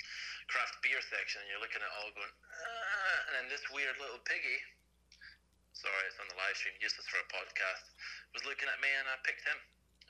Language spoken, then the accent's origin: English; Fife, Scotland, United Kingdom; moved away as an adult; also born or lived in England; now in Moray, United Kingdom; I'm originally from a place called Fife, and then I joined the military, so travelled around the UK for a bit, spent a lot of time in England, and then I got stationed, as you guys would say, back up here in Scotland